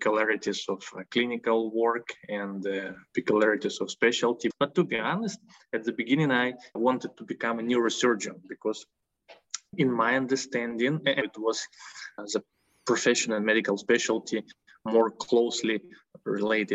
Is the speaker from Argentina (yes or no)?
no; Ukraine; I'm a citizen of Ukraine and I was born and raised in Ukraine